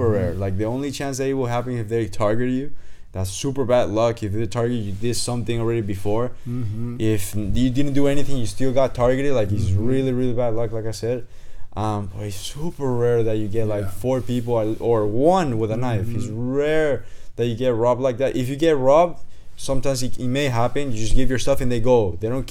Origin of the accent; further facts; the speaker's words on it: Venezuela; now in United States; I come from Venezuela.